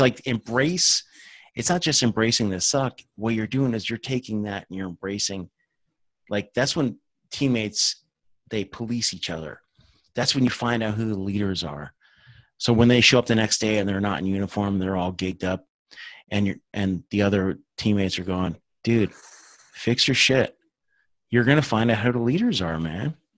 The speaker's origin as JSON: {"language": "English", "region": "New Jersey", "country": "United States", "moved": "yes", "said": "I'm from Jersey originally"}